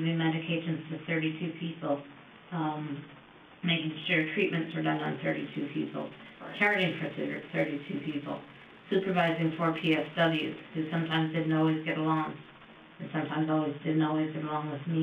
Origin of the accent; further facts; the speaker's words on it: Woodstock, Ontario, Canada; born and raised in Woodstock